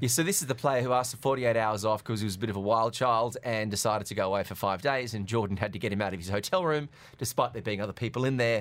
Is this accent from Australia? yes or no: yes; Australia; now in Dubai, United Arab Emirates; growing up in Australia